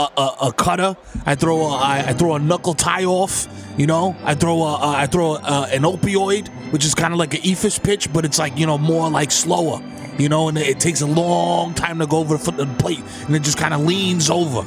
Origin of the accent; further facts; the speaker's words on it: Staten Island, New York, United States; We're all from Staten Island. You guys are really going